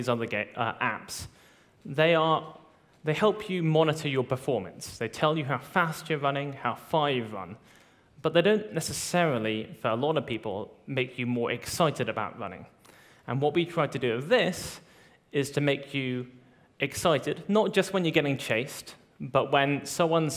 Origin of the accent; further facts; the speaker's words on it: United Kingdom; moved away; my hometown in the UK